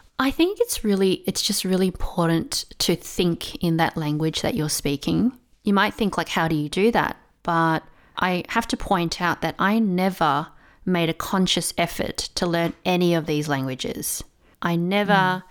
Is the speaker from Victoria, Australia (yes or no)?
yes; Melbourne, Victoria, Australia; first language English; moved away as an adult; now in Taiwan; I um, was born and raised in Melbourne, which is um, a city in Australia